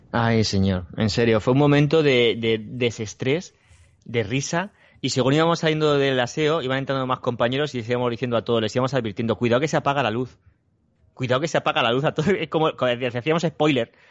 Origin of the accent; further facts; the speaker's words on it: Spain; los españoles